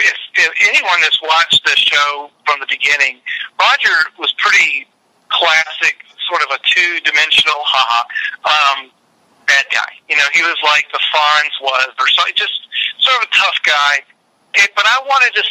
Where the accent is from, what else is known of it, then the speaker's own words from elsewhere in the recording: Richmond, Virginia, United States; my hometown of Richmond